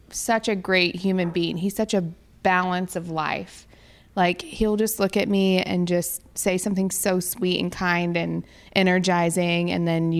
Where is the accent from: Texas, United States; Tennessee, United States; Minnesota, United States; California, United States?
Tennessee, United States; Nashville; I grew up in Nashville